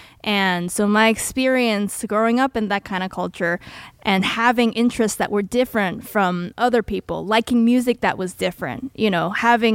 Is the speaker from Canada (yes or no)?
no; Taiwan; now in Oakland, United States; I did grow up in Taiwan.